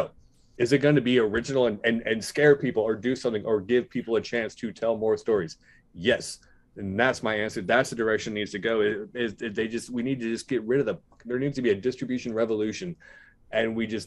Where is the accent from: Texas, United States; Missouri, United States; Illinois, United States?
Missouri, United States; growing up in Missouri